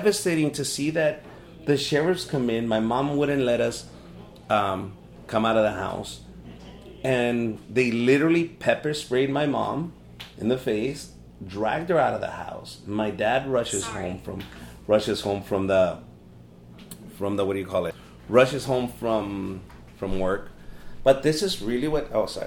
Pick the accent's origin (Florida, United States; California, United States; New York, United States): California, United States; Los Angeles; also born or lived in Compton, California; I was 13 years old and I would vacuum cars in South Central LA. That's where we moved from Compton to South Central